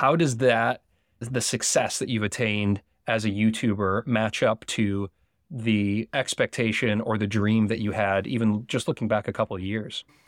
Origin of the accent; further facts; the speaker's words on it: United States; accent: American; my American accent